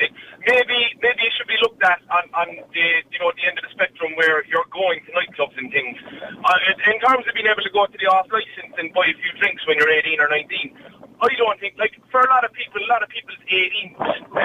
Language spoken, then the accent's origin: English; Ireland; us as Irish people